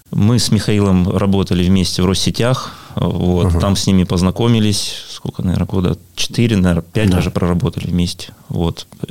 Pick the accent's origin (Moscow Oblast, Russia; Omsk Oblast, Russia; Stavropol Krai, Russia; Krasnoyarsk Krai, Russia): Stavropol Krai, Russia; Pyatigorsk; Я родился в Пятигорске, коренной пятигорчанин